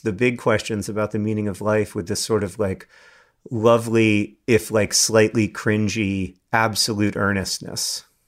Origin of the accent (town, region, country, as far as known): United States